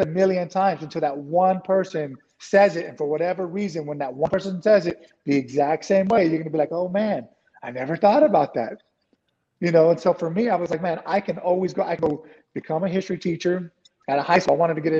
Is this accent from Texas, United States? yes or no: yes; San Antonio, Texas, United States; born or raised there